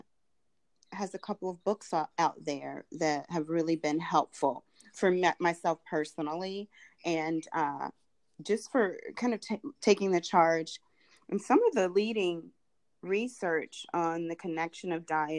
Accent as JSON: {"language": "English", "town": "Durham", "region": "North Carolina", "country": "United States", "tie": "born or raised there", "also_born_or_lived": "Los Angeles, California", "moved": "as an adult", "lives_now": "Atlanta, United States", "said": "I grew up in Durham, North Carolina"}